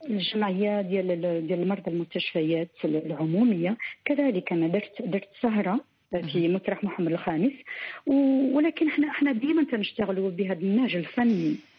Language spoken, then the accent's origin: Arabic; Morocco; وانا كامراه مغربيه مسلمه